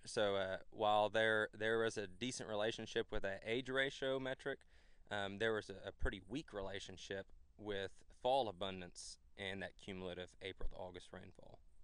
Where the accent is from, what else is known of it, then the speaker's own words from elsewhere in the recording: Flatonia, Texas, United States; moved away as an adult; now in Georgia, United States; I'm originally from Central Texas, a smaller town called Flatonia